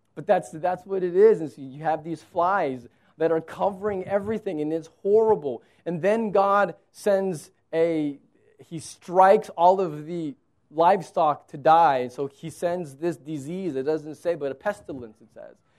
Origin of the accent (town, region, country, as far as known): United States